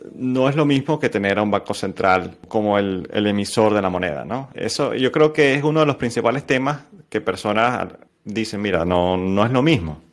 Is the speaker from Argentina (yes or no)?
no; Venezuela; nosotros como venezolanos